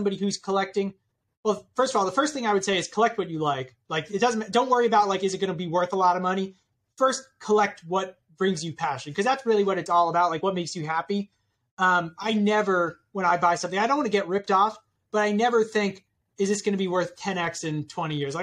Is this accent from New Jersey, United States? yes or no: no; New York City, New York, United States; I grew up in Brooklyn